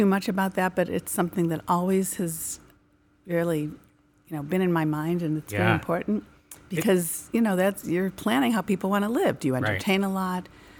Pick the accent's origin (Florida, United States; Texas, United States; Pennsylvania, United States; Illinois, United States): Illinois, United States; Chicago; I can answer easily because I was born and raised in the Merchandise Mart, Chicago.